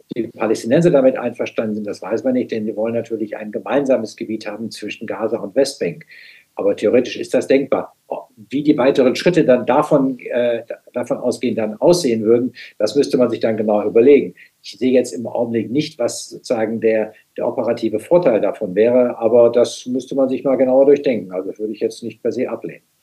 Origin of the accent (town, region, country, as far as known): Germany